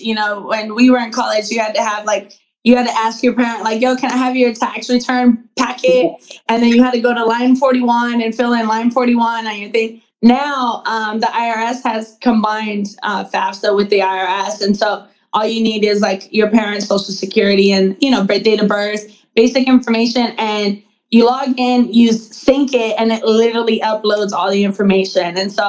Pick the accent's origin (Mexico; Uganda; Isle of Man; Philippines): Mexico; I know when I was growing up, you know, I'm from Mexico. I was born in Mexico.